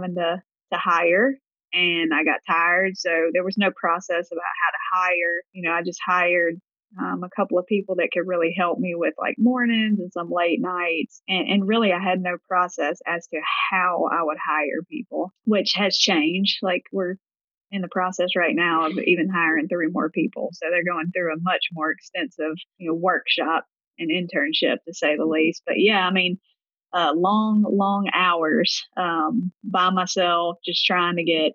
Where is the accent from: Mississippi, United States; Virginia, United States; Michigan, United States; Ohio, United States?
Mississippi, United States; Gulfport; If you can't tell by my accent, I'm from the Deep South in Gulfport, Mississippi.